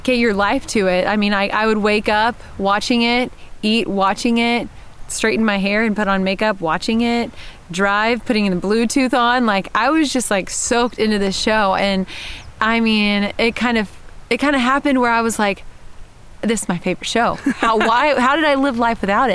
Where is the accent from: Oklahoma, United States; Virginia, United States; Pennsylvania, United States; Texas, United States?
Texas, United States; moved away as an adult; now in Georgia, United States; I'm from Texas, but I live in Georgia now